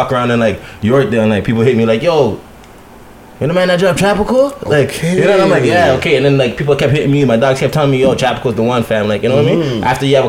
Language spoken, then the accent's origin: English; Toronto, Ontario, Canada; As a born and raised guy from Parkdale